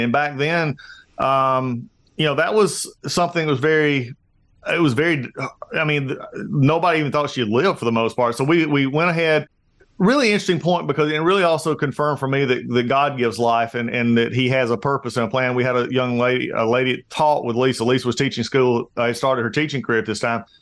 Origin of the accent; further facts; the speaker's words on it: Gainesville, Georgia, United States; I was born here in Gainesville, Georgia, which is where I live